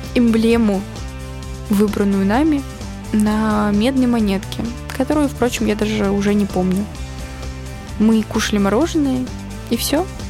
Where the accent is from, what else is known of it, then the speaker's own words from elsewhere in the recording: Ufa, Bashkortostan, Russia; moved away; в такой русской глубинке, в родном городе